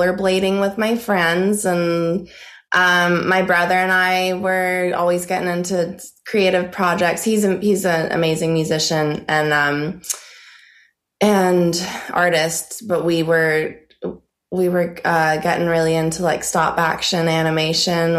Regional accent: State College, Pennsylvania, United States; moved away as an adult; also born or lived in Los Angeles; I grew up in a small college town. It's called State College. It's where Penn State University is

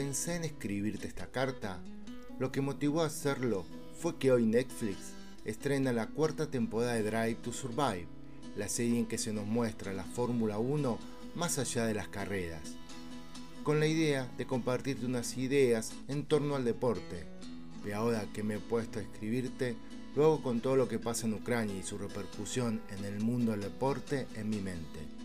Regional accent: Argentina; aquí, en mi tierra, Argentina

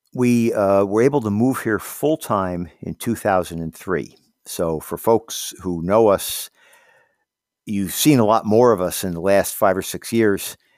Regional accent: Hawthorne, New York, United States; moved away as an adult; also born or lived in Miami, Florida / Glens Falls, New York; now in Keene, United States; I grew up downstate in Hawthorne in Westchester County

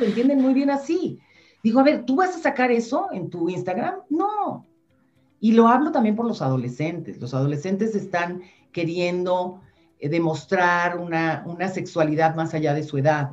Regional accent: Mexico; yo soy mexicana

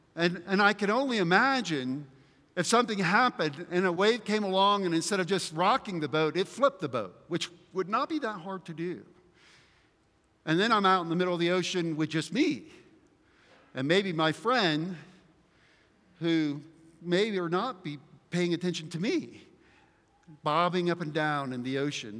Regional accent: the South, United States; where I grew up in the South that we were big into muscle cars

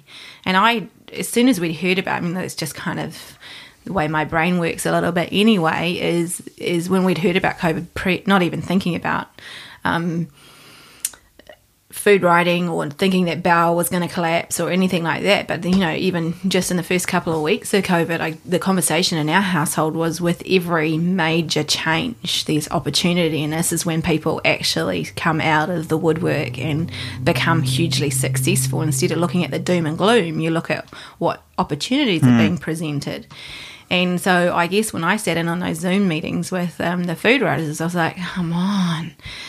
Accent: Hamilton, Waikato, New Zealand; I'm from Kirikiriroa, or Hamilton.

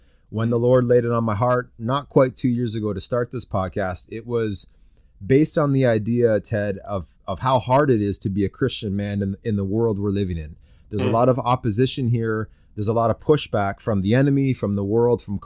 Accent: Canada; I'm a Canadian

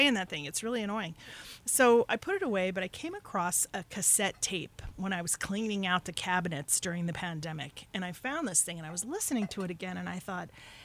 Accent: Denver, Colorado, United States; moved away as an adult; also born or lived in New York / New York City; now in Hudson Valley, United States; I was born in New York, but I was raised in Colorado

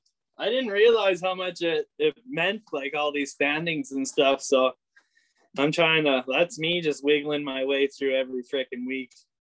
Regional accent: Canada; I'm Canadian through and through

